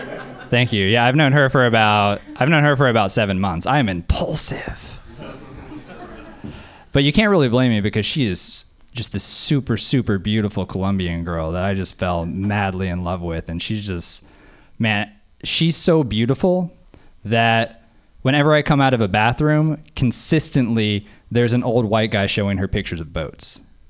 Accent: Louisiana, United States; now in Oakland, United States; I live in Oakland, but I grew up in Louisiana.

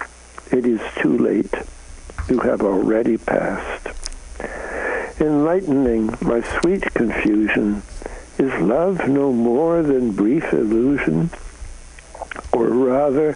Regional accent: Canada; moved away; I'm a Canadian, so I come from north of the border

